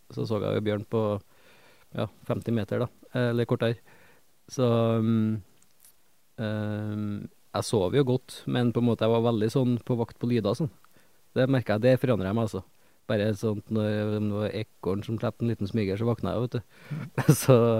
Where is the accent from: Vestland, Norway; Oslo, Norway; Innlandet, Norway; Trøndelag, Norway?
Trøndelag, Norway; jeg skjemmes jo litt som trønder